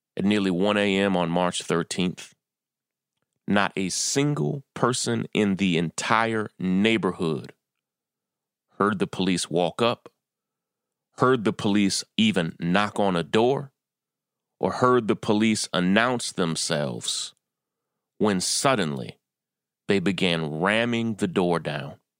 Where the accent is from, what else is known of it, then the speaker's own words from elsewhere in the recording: Kentucky, United States; moved away as an adult; also born or lived in California / Atlanta; now in New York, United States; I was born and raised in Kentucky